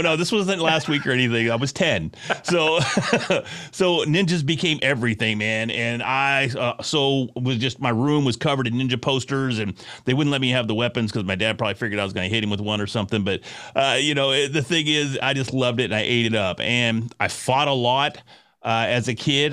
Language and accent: English; Sherman, Texas, United States; I'm from Sherman, Texas